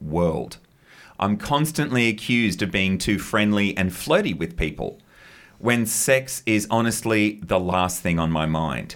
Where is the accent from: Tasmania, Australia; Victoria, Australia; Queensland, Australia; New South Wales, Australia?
Queensland, Australia; as a Queenslander